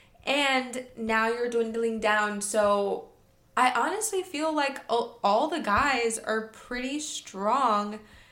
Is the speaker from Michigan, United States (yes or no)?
yes; Michigan, United States; I'm from Michigan